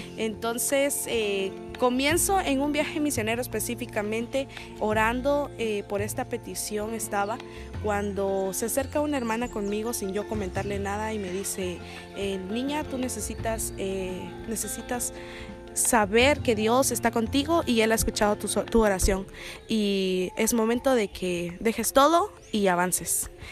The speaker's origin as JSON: {"language": "Spanish", "country": "Guatemala", "said": "soy de Guatemala"}